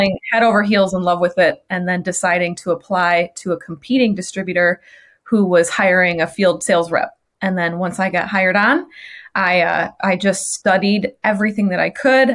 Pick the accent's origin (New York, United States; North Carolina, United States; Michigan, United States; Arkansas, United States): Michigan, United States; moved away as an adult; also born or lived in Chicagoland; I moved on a whim from Michigan, where I grew up, to Chicagoland